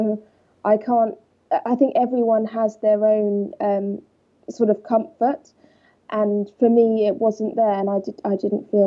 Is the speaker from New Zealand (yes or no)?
no; Walton-on-Thames, South East England, United Kingdom; I grew up in Surrey, Walton-on-Thames